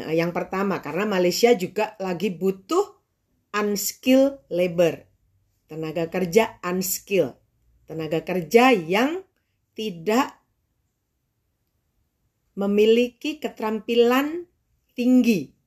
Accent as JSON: {"language": "Indonesian", "town": "Tulungagung", "region": "East Java", "country": "Indonesia", "said": "Jadi di Tulungagung di kota saya, waktu itu tempat saya penelitian"}